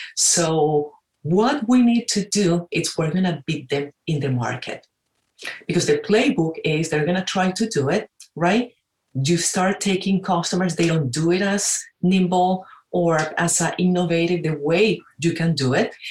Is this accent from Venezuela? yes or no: yes; Caracas, Capital District, Venezuela; moved away as an adult; also born or lived in Pittsburgh; now in United States; I'm originally from Venezuela, uh, Caracas. And uh, I like to say I came to the United States for two years, 26 years ago.